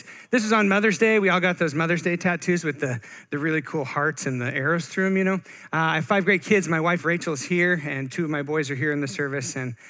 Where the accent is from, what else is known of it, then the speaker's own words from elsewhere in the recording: Bend, Oregon, United States; also born or lived in Eugene, Oregon; I am born and raised Oregonian